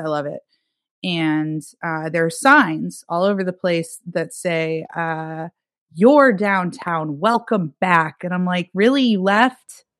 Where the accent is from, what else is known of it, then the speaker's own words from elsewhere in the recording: Erie, Pennsylvania, United States; also born or lived in Pittsburgh, Pennsylvania; now in New York City, United States; my hometown's Erie, Pennsylvania